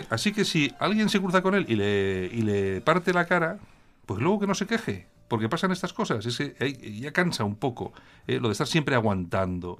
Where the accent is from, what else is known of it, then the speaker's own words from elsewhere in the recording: Bilbao, Basque Country, Spain; soy de Bilbao